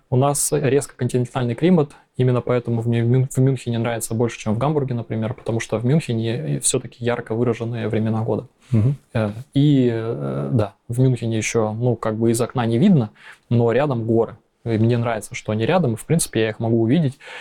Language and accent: Russian; Krasnoyarsk, Krasnoyarsk Krai, Russia; moved away as an adult; also born or lived in Thailand; now in Hamburg, Germany; я родился в Красноярске в 85 году.